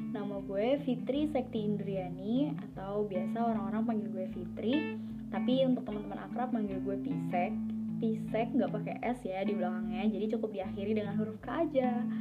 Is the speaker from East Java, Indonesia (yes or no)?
no; Jakarta, Indonesia; also born or lived in Bekasi; now in Surakarta, Indonesia; gue lahir dan besarnya di Jakarta. Sekolah dari SD, SMP, SMK, itu juga di Jakarta kemudian uh, satu tahun setelah lulus SMK gue kuliah di Solo